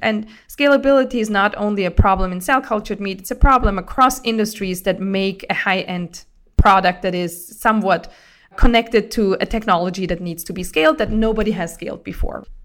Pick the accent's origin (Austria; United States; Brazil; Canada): Austria; grew up in Austria, and being on farms